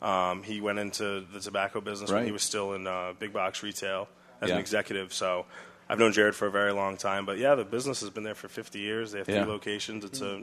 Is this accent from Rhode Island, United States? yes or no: yes; Rhode Island, United States; I'm from Rhode Island, so down in Rhode Island.